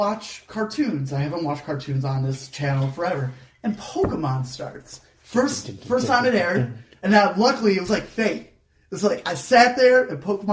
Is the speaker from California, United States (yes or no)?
no; Chicago, Illinois, United States; Scott and I, we're from the Chicago area